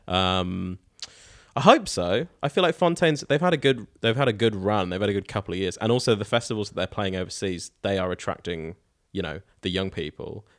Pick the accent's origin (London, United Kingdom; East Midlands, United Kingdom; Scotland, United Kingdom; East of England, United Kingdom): East of England, United Kingdom; Norwich; now in New Zealand; the Waterfront in Norwich, which is my hometown